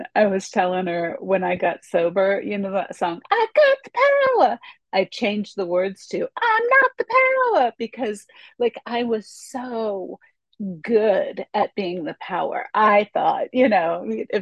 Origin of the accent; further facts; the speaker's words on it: Orange County, California, United States; now in Los Angeles, United States; I am from Orange County, California. It's the county south of Los Angeles